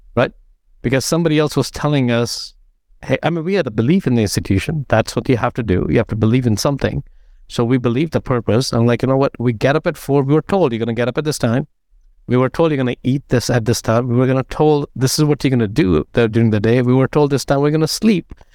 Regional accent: India; moved away as an adult; now in United States; I grew up in India

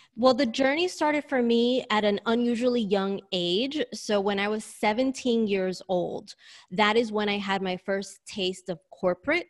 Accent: New York, United States; moved away as an adult; now in Sydney, Australia; I'm a native New Yorker, hence my accent

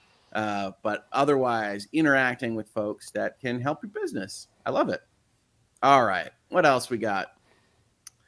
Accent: Michigan, United States; also born or lived in Illinois; I am a Michigan kid, although I was born in Illinois

